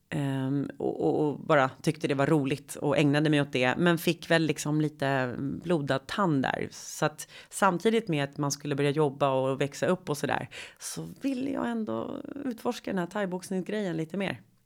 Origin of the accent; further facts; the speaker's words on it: Sweden; jag växte upp i medelklassförort i Sverige på 80-talet.